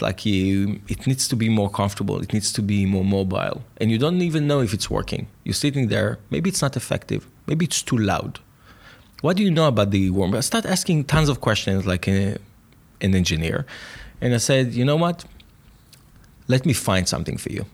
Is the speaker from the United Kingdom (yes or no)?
no; Jerusalem, Jerusalem District, Israel; also born or lived in Tel Aviv; born in Israel, grew up in Jerusalem.